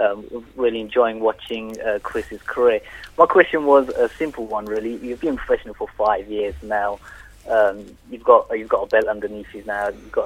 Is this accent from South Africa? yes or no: no; Ilford, London, United Kingdom; I'm from Ilford, Nigel Benn territory